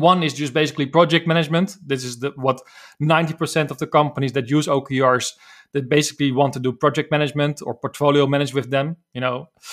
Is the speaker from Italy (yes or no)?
no; Netherlands; accent: Dutch; English is a second language; I'm from the Netherlands as you probably can hear from my accent.